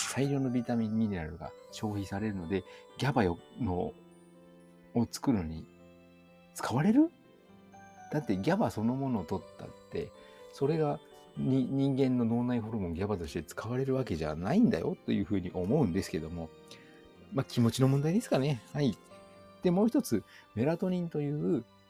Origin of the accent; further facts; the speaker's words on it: hometown next to Saga Prefecture, Kyushu, Japan; 生まれ故郷の隣にある佐賀県